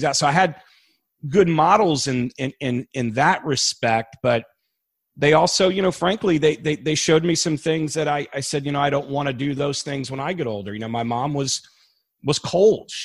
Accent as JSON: {"language": "English", "town": "Annandale", "region": "Virginia", "country": "United States", "tie": "born or raised there", "said": "Northern Virginia, in Annandale, Virginia, Fairfax County."}